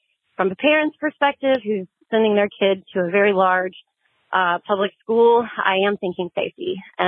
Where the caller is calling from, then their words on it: North Carolina, United States; I'm from North Carolina.